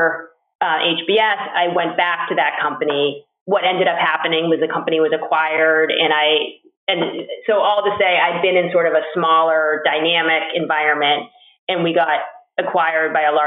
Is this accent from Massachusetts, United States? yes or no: yes; Boston, Massachusetts, United States; I'm a Bostonian.